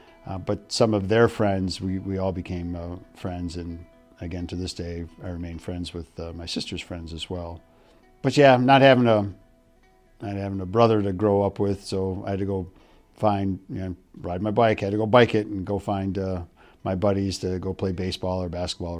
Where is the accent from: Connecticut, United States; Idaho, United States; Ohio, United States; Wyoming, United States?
Ohio, United States; born there; also born or lived in Michigan / New Jersey; So I was born in Ohio, so we lived in Ohio for a little bit. Then we moved to Michigan for a couple of years. And then New Jersey for 1 year.